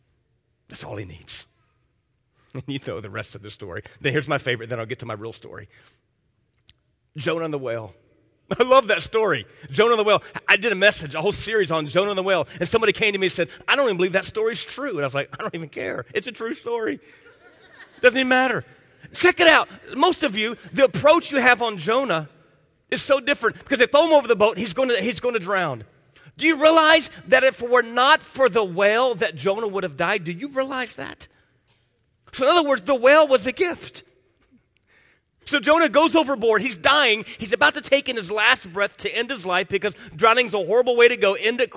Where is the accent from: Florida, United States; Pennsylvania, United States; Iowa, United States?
Florida, United States; Miami; like I grew up in Miami